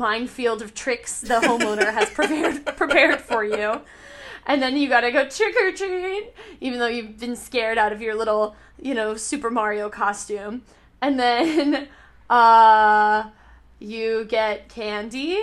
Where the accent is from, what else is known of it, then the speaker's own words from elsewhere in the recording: United States; moved away; I'm an American living in, like, now, like, a global society